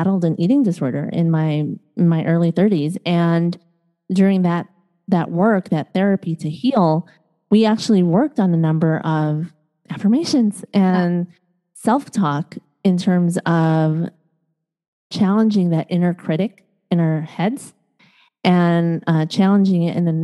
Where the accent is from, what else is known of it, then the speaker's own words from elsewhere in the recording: Chicago, Illinois, United States; also born or lived in East Coast, United States; now in Los Angeles, United States; I was born and raised in Chicago, grew up on, and then lived out east